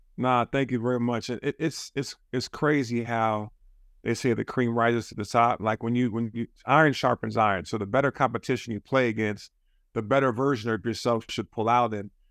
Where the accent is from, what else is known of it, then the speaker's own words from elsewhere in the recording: Juneau, Alaska, United States; moved away; I grew up in Juneau, Alaska